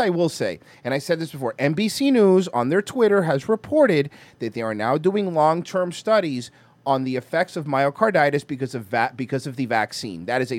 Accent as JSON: {"language": "English", "region": "Florida", "country": "United States", "said": "for us, we're from Florida, right?"}